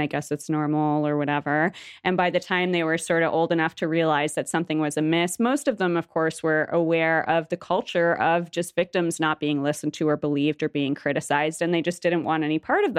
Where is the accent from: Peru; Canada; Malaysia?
Canada; Toronto, Ontario; moved away as an adult; now in Montreal, Canada; I'm, like, mostly from Toronto. I lived in Toronto for most of my life